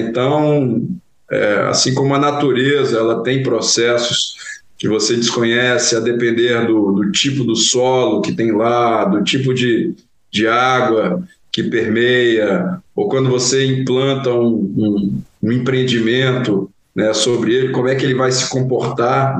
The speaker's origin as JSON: {"language": "Portuguese", "region": "interior of Goiás", "country": "Brazil", "moved": "as an adult", "lives_now": "Rio de Janeiro, Brazil", "said": "eu venho de Goiás, do interior de Goiás"}